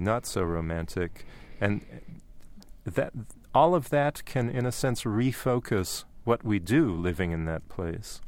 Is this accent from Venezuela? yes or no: no; Canada; growing up in Canada